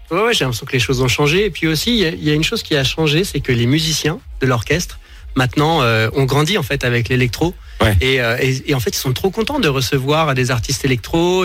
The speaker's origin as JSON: {"language": "French", "town": "Dijon", "region": "Bourgogne-Franche-Comté", "country": "France", "tie": "born or raised there", "said": "J'ai grandi à Dijon"}